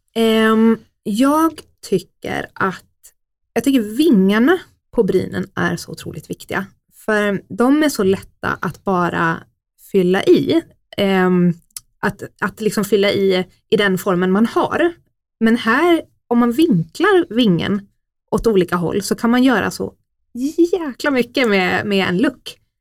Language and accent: Swedish; Oskarshamn, Kalmar County, Sweden; moved away as an adult; now in Stockholm, Sweden; Jag är ju faktiskt född här från början, men eh, har varit uppväxt i Oskarshamn